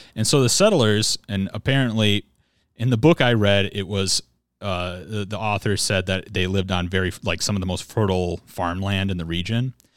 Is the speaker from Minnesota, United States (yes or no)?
yes; Minnesota, United States; born or raised there